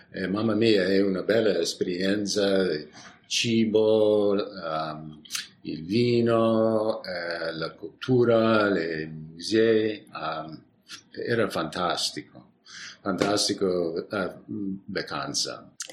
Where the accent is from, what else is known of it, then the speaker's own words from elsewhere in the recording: San Francisco, California, United States; Italian is a second language; sono di San Francisco uh, e abitiamo uh, nel piccola uh, città nord di, di San Francisco, uh, fra San Francisco e la valle